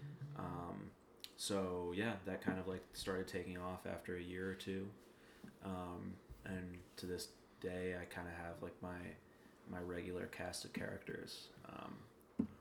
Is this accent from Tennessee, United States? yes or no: no; New York City, New York, United States; also born or lived in Los Angeles; I was born and raised in New York. Grew up in Union Square